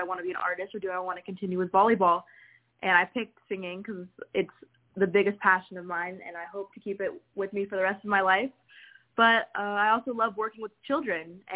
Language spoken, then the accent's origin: English; Jacksonville, Florida, United States; I began singing in my hometown, Jacksonville, Florida